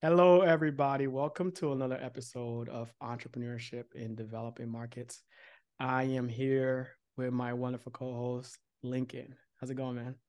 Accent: Nigeria; growing up in, um, a very religious, um, Nigerian household

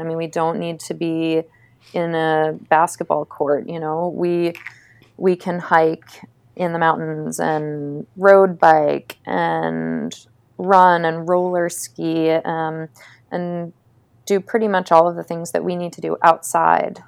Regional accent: Cape Elizabeth, Maine, United States; I'm from Cape Elizabeth, Maine

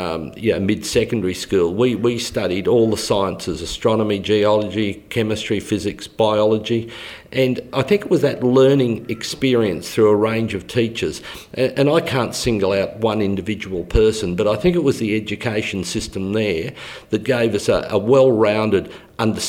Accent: Brisbane, Queensland, Australia; moved away as an adult; also born or lived in Goodna, Queensland; now in Ipswich, Australia; I grew up in Indooroopilly. I didn't come to Ipswich until 1974

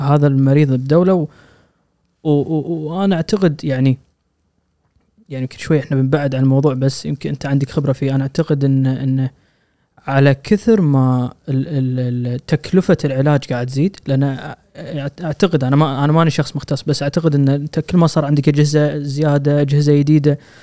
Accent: Kuwait; عندنا بالكويت

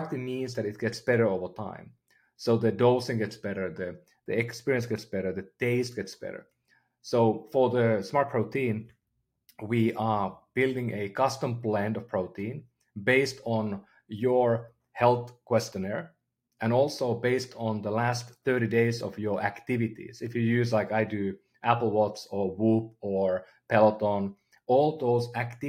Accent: Finland; moved away as an adult; now in United States; I'm from Finland originally, been living in the Bay Area for the last 15 years.

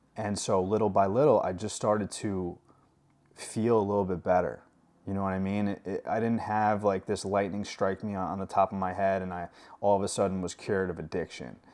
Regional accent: New York, United States; moved away; I'm from New York, not New York City, but about an hour from the city, and I didn't grow up with farms

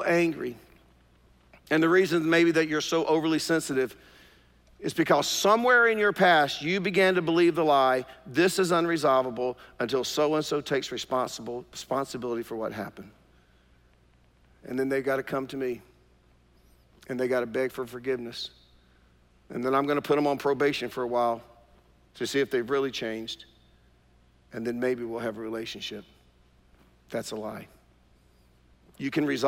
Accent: Durham, North Carolina, United States; I grew up in East Durham

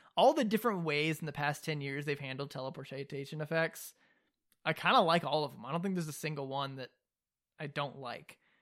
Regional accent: the South, United States; being from the South

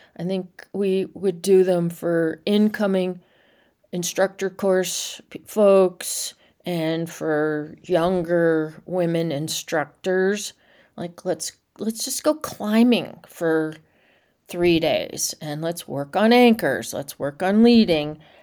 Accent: Nashville, Tennessee, United States; moved away; I grew up in Nashville in a Reformed Jewish household

